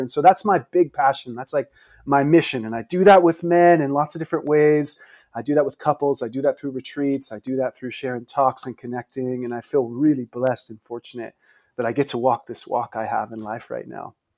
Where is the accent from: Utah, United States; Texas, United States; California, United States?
California, United States; San Mateo; I grew up in the Bay Area, not far from you, the high school in San Mateo.